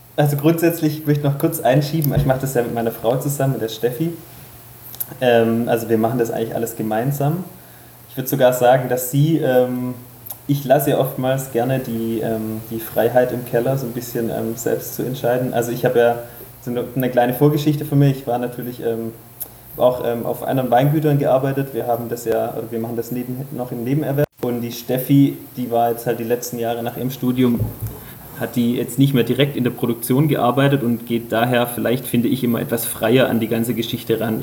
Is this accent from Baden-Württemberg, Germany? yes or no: yes; Remstal, Baden-Württemberg, Germany; moved away as an adult; now in Württembergisches Unterland, Germany; ich bin ja gebürtiger Remstäler